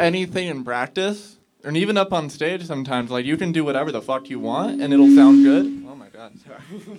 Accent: Colorado, United States; I'm a Colorado native.

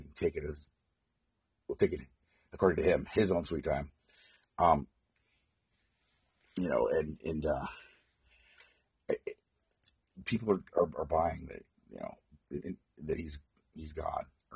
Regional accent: Oregon, United States; my hometown in Oregon

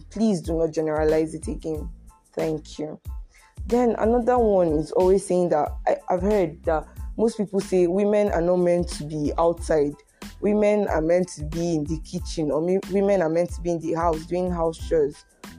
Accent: Akwa Ibom, Nigeria; No, bro, I'm from Akwa Ibom.

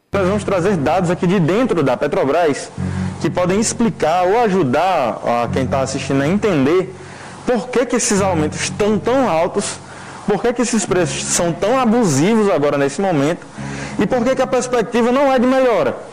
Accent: Brazil; eu sou brasileiro, recebo em real

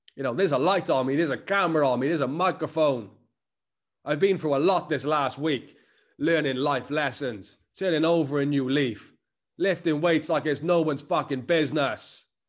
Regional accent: Cardiff, Wales, United Kingdom; accent: Cardiff; I'm Cardiff as fuck

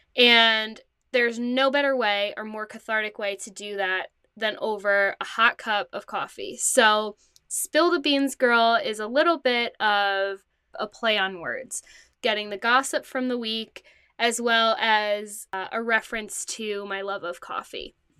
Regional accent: New Jersey, United States; I am from New Jersey. I currently live at home with my parents.

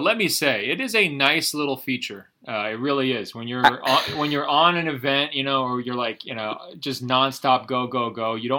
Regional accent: Portland, Oregon, United States; I'm from Portland.

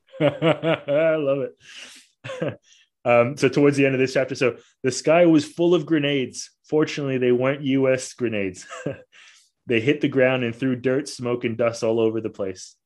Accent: Malaysia; also born or lived in Australia / Italy; now in Scotland, United Kingdom; I'm originally from Malaysia

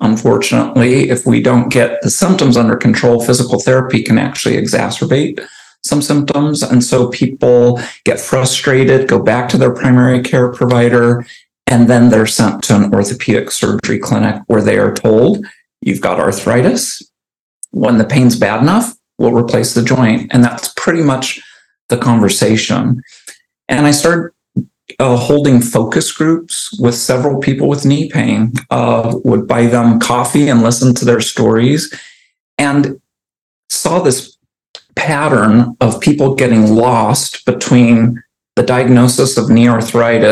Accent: Arizona, United States; moved away as an adult; now in Oregon, United States; I moved from Arizona, where I grew up, to Oregon

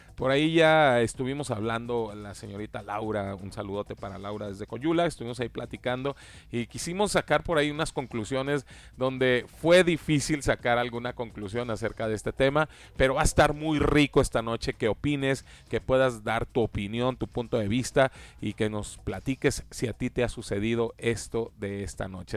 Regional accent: Mexico; cómo somos los, los, mexicanos y cómo tenemos nuestras casas aquí en México

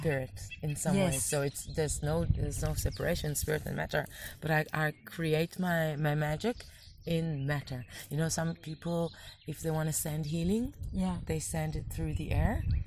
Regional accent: Israel; I'm an Israeli, not just because I was born in Israel to a Jewish family

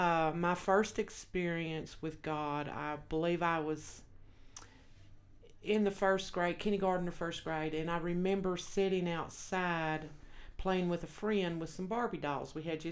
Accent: Texas, United States; accent: Texas; moved away as an adult; also born or lived in Los Angeles, California / Colorado; now in Wyoming, United States; I was born in Los Angeles, California, but I was raised in Texas.

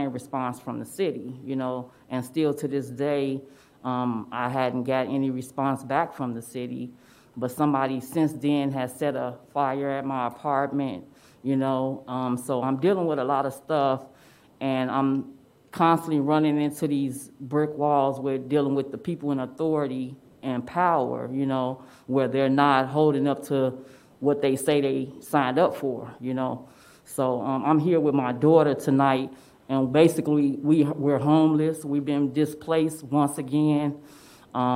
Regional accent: Chicago, Illinois, United States; moved away; I'm from Chicago

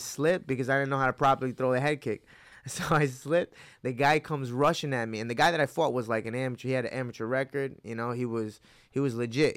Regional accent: Hudson Valley, upstate New York, United States; also born or lived in Mexico / Wappingers Falls, New York / Newburgh, New York; I was born in Mexico, but at four years old, I came to, uh, Hudson Valley in, uh, upstate New York

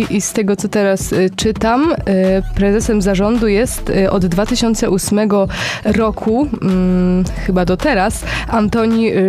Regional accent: Poznań, Greater Poland, Poland; jestem rodowitą poznanianką

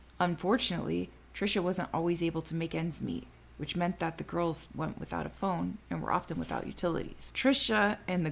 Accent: Florida, United States; I grew up in Florida

